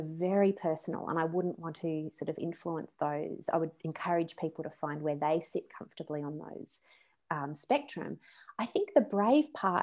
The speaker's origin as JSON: {"language": "English", "country": "Australia", "also_born_or_lived": "West Coast, United States", "moved": "as an adult", "said": "I'm Australian."}